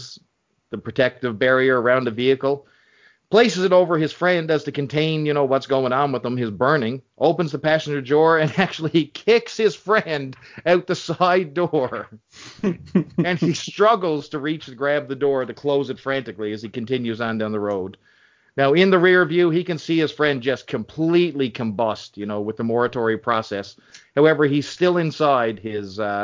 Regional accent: Canada; So I'm Canadian too

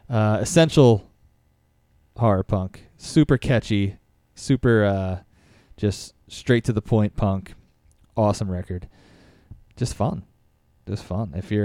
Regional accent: Philadelphia, Pennsylvania, United States; I grew up in Roxborough in Philly, and it was Penn Distributors, which was like a big beer distributor for the city.

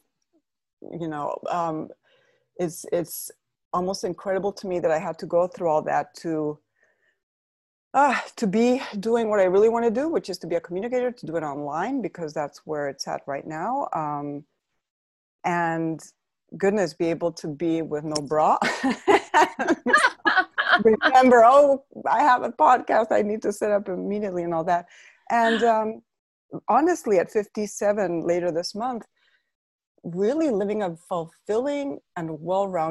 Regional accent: Spain; moved away as an adult; also born or lived in Madrid, Spain / Pennsylvania, United States / south of Spain; now in United States; I was born in Madrid, but my mother's from Pittsburgh, Pennsylvania, and my dad's from Spain. So I've always had both nationalities. I'm both always bilingual, but I grew up my first 5 years in Pittsburgh, and we're actually in Pennsylvania, not Pittsburgh. But then from five onwards, I mainly lived in Spain until the age of 41.

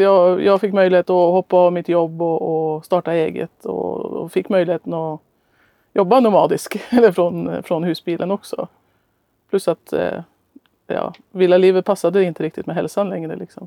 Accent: Norway; moved away; also born or lived in Östhammar, Sweden; resa heter reise på norska där jag kommer ifrån

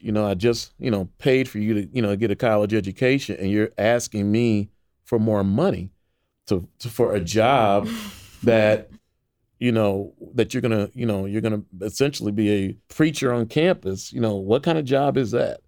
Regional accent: Waukegan, Illinois, United States; I grew up in Waukegan, Illinois, which is a suburb north of Chicago

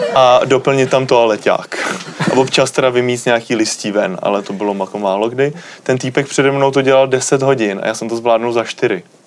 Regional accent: Czechia; jsem z České republiky

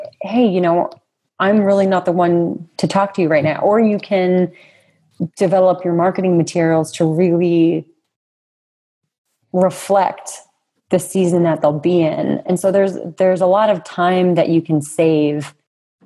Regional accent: New England, United States; my context of growing up in New England in the United States

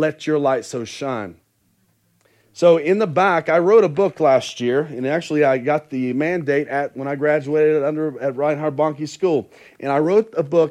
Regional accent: West Virginia, United States; moved away; also born or lived in Concord, North Carolina / Halifax, Nova Scotia; I was born and raised in West Virginia

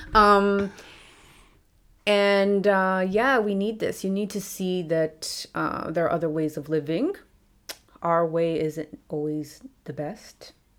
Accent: Carpentersville, Illinois, United States; moved away as an adult; also born or lived in Dessau / New York; now in Germany; I was in my hometown, Carpentersville, Elgin area

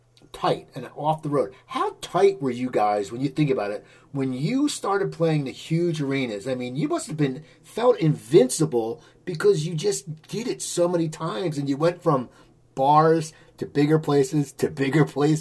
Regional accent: Philadelphia, Pennsylvania, United States; I came from the Philadelphia area

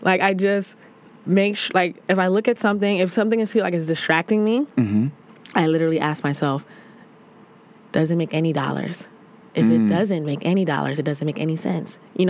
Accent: New York City, New York, United States; also born or lived in Brooklyn; I'm from the Bronx.

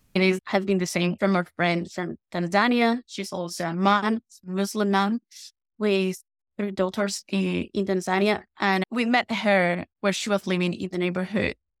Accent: Guatemala; moved away as an adult; also born or lived in Spain; now in London, United Kingdom; I'm from Guatemala and I grew up in Guatemala and in Spain. I moved to the U K in two thousand nineteen

